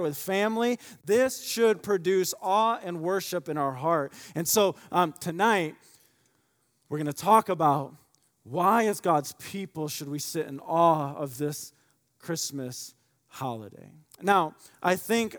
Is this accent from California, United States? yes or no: no; Michigan, United States; now in Indiana, United States; I grew up in Michigan